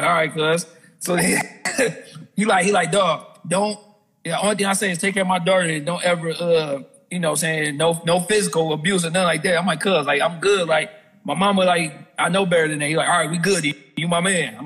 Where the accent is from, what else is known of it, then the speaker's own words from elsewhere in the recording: Detroit, Michigan, United States; moved away; also born or lived in Texas; I'm from Detroit, but like I said, I was in Texas